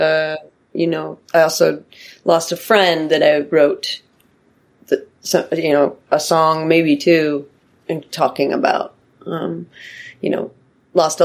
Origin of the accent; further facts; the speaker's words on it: Pacific Northwest, United States; I grew up in the Pacific Northwest